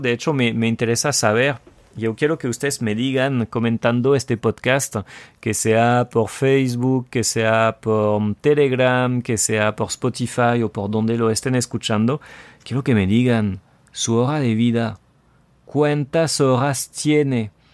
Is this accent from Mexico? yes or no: no; France; el francés tóxico